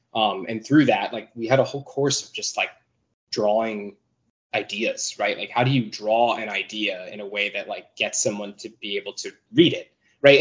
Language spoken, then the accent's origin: English; New York, United States; I actually grew up in New York, but my family is from New England